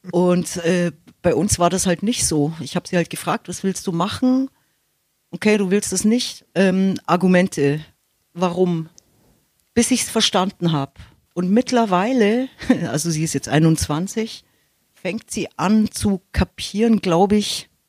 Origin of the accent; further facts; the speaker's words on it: Munich, Bavaria, Germany; Das ist meine Heimat. Hier fühle ich mich, also es ist mein Gewässer.